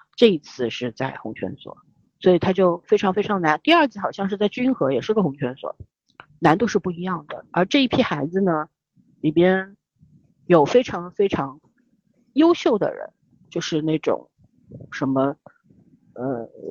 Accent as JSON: {"language": "Chinese", "country": "China", "said": "我们中国人"}